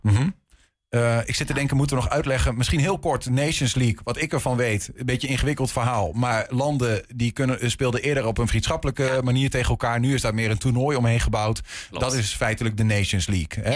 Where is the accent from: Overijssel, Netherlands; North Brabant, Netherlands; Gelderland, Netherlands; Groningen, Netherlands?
Overijssel, Netherlands; Hengelo; bij ons in Twente. In Hengelo